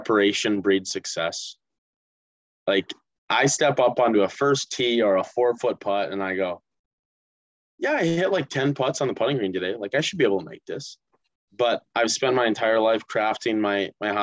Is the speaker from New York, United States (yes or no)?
no; Northfield, Minnesota, United States; moved away as an adult; now in Mankato, United States; Growing up in Northfield as a Raider